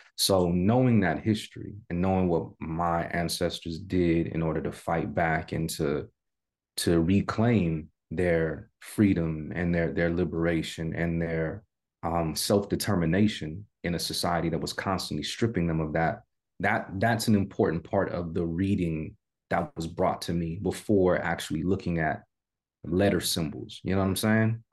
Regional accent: San Jose, California, United States; I'm from Cali born and raised California native. I'm from the Bay Area

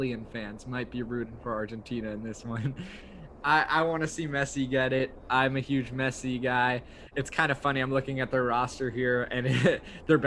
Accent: United States; as an American

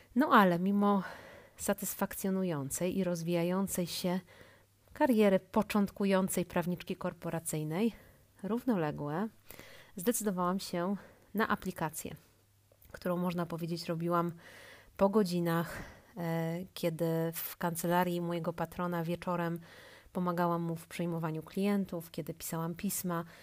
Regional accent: Łódź, Łódź Voivodeship, Poland; pochodzę z Łodzi

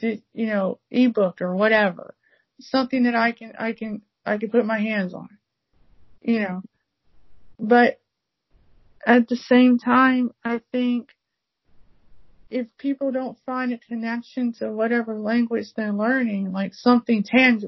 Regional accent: United States; being African American

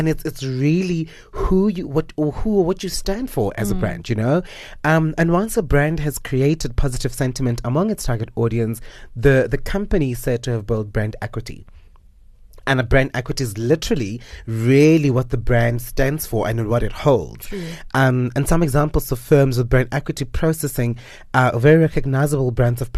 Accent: South Africa; that brand for me is something that raised us as Africans and as South African blacks

